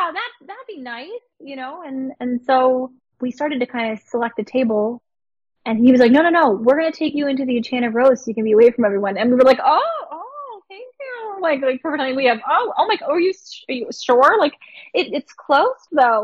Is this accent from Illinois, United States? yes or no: no; Pittsburgh, Pennsylvania, United States; I'm from Pittsburgh. My family's lived in Pittsburgh for 20 years